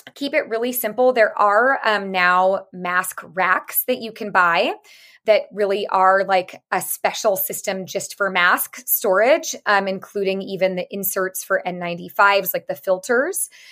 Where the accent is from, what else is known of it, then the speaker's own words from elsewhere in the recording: San Francisco, California, United States; I am from San Francisco, born and raised